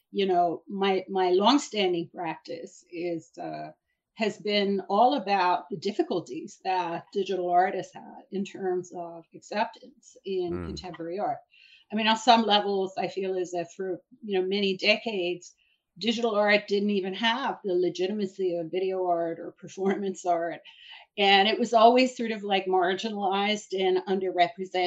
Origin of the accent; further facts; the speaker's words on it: Iran; now in New York City, United States; I'm originally from Iran. I'm an immigrant and a political refugee, and I came to New York